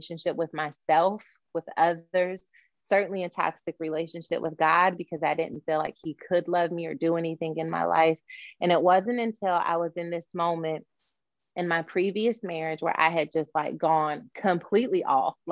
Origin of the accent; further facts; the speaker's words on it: Dallas, Texas, United States; also born or lived in West Virginia; So we moved from West Virginia to Dallas in 1996